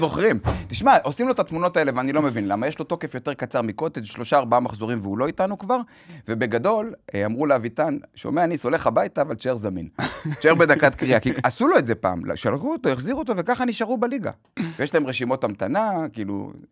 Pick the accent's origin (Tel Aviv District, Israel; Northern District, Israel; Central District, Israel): Central District, Israel; Kfar Saba; בכפר סבא, אליצור כפר סבא, הייתי משחק כדורסל בתור ילד, והייתי משחק במכבי כפר סבא